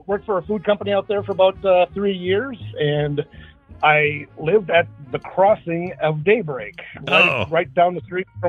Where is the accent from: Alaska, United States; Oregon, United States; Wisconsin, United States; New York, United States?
Wisconsin, United States; now in Nebraska, United States; But I'm actually originally from Wisconsin.